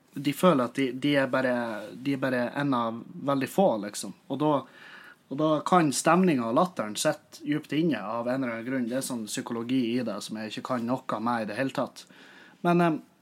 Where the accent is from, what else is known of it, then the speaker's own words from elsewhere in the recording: Meløy, Nordland, Norway; i Meløy, der jeg kommer fra